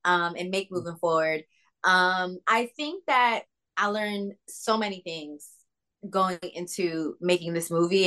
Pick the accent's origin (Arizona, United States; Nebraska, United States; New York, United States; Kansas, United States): New York, United States; New York City; I'm from New York City, so I'm an all-city girl